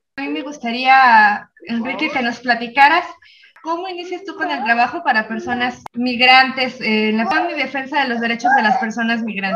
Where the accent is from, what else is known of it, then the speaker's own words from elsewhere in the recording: Zapotlanejo, Jalisco, Mexico; yo que, que soy de Zapotlanejo